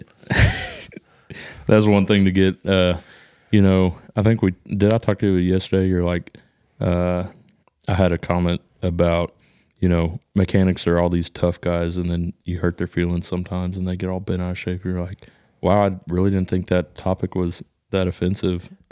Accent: Texas, United States; accent: hick accent; I think I'm just from Texas.

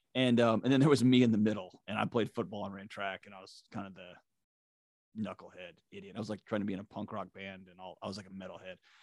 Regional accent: Houston, Texas, United States; I grew up in Houston, Texas

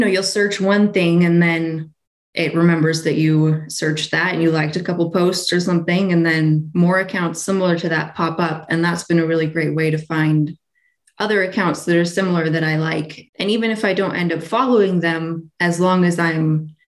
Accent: near Sacramento, California, United States; now in Utah, United States; I'm from California. I grew up there near Sacramento, so it's pretty hot most of the year

